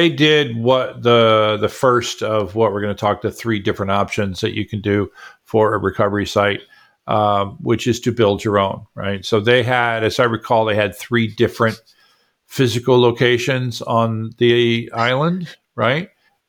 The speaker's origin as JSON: {"language": "English", "region": "Florida", "country": "United States", "tie": "born or raised there", "said": "I grew up in Florida."}